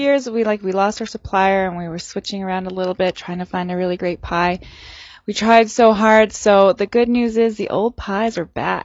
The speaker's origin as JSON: {"language": "English", "region": "Saskatchewan", "country": "Canada", "moved": "yes", "lives_now": "Prince George, Canada", "said": "I'm from Saskatchewan"}